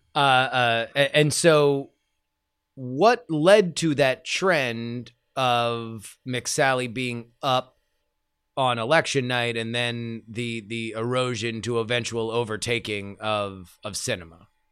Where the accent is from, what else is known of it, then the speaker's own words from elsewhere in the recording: Florida, United States; growing up in Florida politics